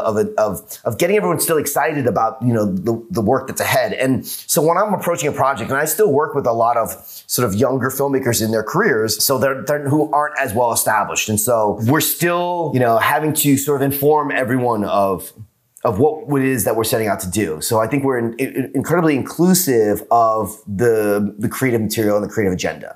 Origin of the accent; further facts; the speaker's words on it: New York, United States; now in Los Angeles, United States; I'm from New York and now living